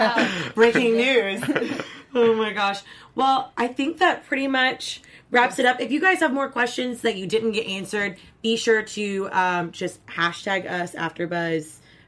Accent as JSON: {"language": "English", "region": "Kentucky", "country": "United States", "said": "We're both from Kentucky, so."}